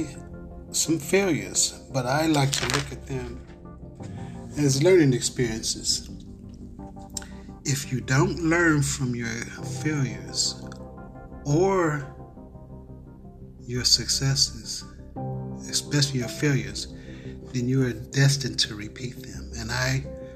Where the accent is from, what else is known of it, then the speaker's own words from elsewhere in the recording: Cincinnati, Ohio, United States; I was brought out of the universe into a city called Cincinnati, Ohio, which is my hometown.